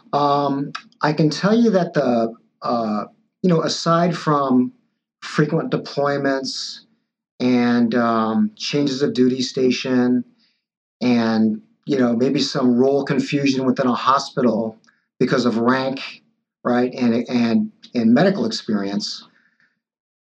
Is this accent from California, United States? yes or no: yes; Los Angeles, California, United States; also born or lived in Taiwan; I came here very early in life when I was two and grew up here in L.A. In fact, right across, that's East L.A.